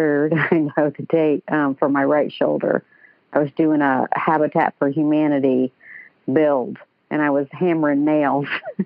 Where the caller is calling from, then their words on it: Atlanta, Georgia, United States; And I'm calling from Atlanta, for those who don't know.